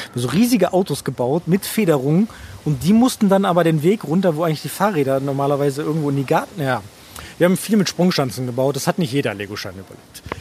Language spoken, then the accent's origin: German; Germany; bei uns in Deutschland